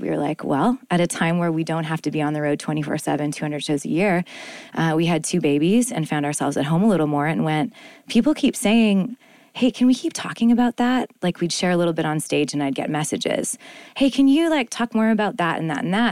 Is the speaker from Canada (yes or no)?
yes; Winnipeg, Manitoba, Canada; Winnipeg, I'm from Canada.